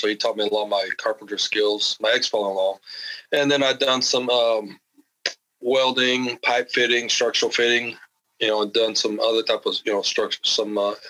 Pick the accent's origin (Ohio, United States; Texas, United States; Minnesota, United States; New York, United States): Texas, United States; My dad kind of moved around, so I'm mostly in South Texas because of his job, but South Texas.